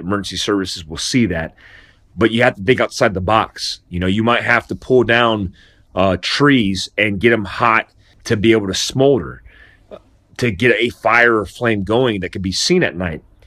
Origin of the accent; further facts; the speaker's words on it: Daytona Beach, Florida, United States; I grew up in Daytona Beach, Florida, and Volusia County